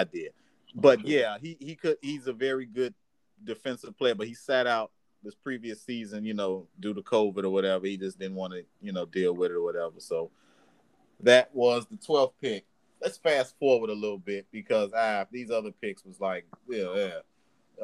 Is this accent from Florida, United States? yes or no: yes; Miami, Florida, United States; we're from Miami.